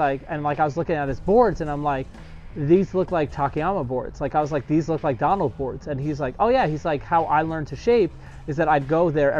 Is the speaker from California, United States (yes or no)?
no; New York, United States; I'm a New Yorker